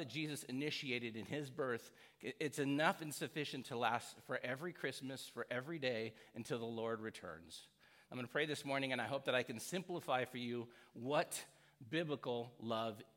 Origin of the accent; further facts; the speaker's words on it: United States; growing up in America